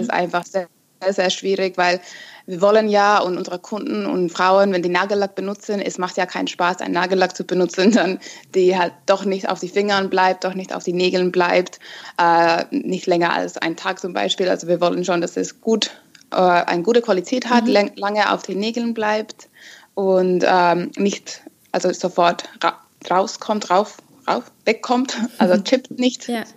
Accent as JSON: {"language": "German", "country": "Finland", "moved": "yes", "lives_now": "Munich, Germany", "said": "ich komme ursprünglich aus Finnland mhm. und ja, keine Ahnung, bin 29 Jahre alt und wohne gerade in Deutschland in München"}